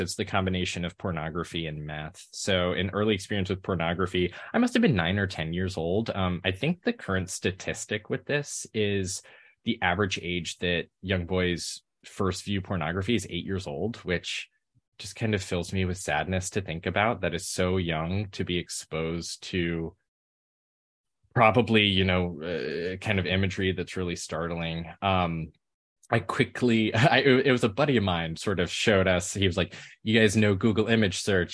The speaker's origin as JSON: {"language": "English", "town": "Memphis", "region": "Tennessee", "country": "United States", "tie": "born or raised there", "said": "I grew up in Memphis, Tennessee"}